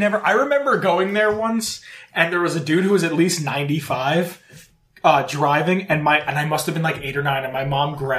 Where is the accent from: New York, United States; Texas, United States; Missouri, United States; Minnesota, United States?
New York, United States; moved away; go back to New York or I visit family